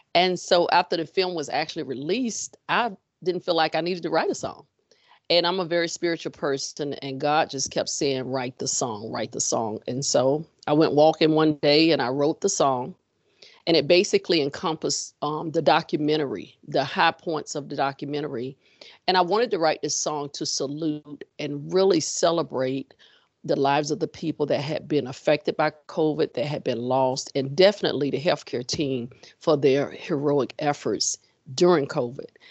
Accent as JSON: {"language": "English", "region": "Florida", "country": "United States", "also_born_or_lived": "Texas", "moved": "yes", "lives_now": "Richmond, United States", "said": "I am originally from Florida, ended up in Texas, and transplanted in Richmond."}